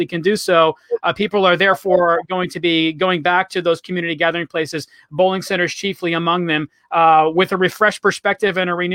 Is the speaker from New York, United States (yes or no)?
yes; New York City, New York, United States; moved away as an adult; now in Tampa, United States; born and raised in Brooklyn